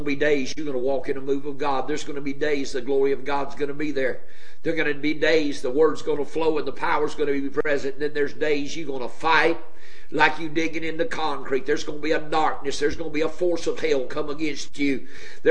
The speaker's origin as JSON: {"language": "English", "region": "Ohio", "country": "United States", "tie": "born or raised there", "said": "My daddy was a pastor up in the state of Ohio when I was born."}